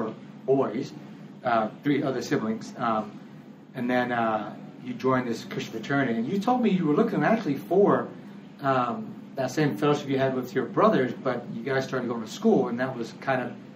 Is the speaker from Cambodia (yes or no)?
yes; Cambodia; now in Thailand; my home country in Cambodia